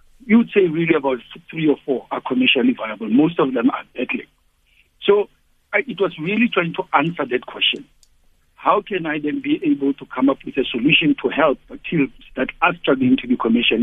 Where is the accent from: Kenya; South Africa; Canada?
South Africa; as a South African.